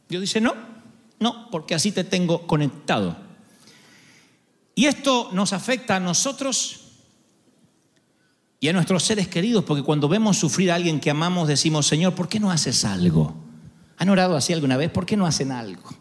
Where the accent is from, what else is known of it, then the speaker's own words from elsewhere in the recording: Argentina; ¿Cómo sabes que vamos a ganar? Porque somos argentinos.